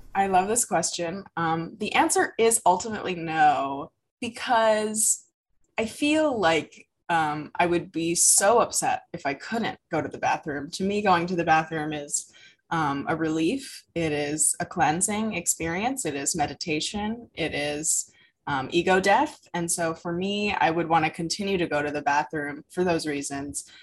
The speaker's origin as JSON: {"language": "English", "country": "United States", "tie": "born or raised there", "said": "growing up in America"}